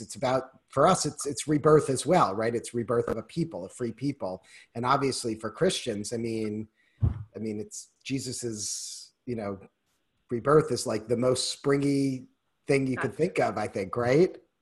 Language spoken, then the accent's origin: English; Newton, Massachusetts, United States; now in Wisconsin, United States; I grew up in Newton, and so we actually grew up skiing at Wachusett Mountain